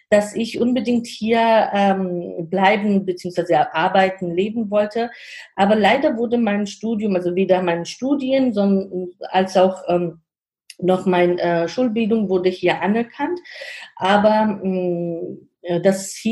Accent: Georgia; German is a second language; now in Germany; weil ich komme aus Georgien und sage ich auch, also mittlerweile habe ich auch schon die deutsche hm, Staatsangehörigkeit, aber ich sage immer, im Herzen bleibe ich ähm, eine Georgierin.

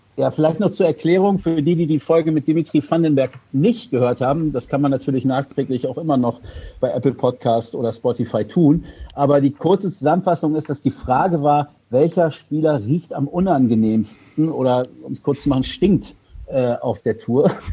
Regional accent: Hildesheim, Lower Saxony, Germany; Ich bin ja Hildesheimer

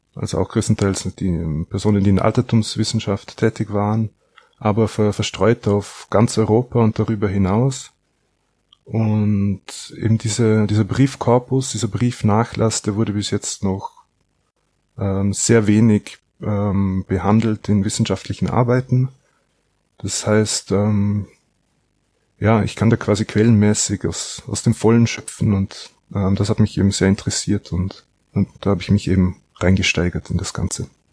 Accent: Austria; ich komme aus Österreich

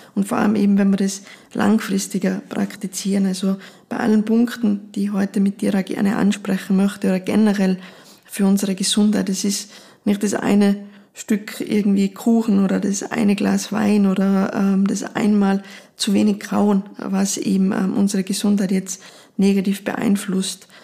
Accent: Austria; bei uns in Österreich

